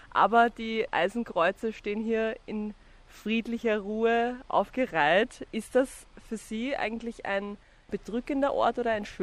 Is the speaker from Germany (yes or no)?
no; Vienna, Austria; ich bin auch Wienerin.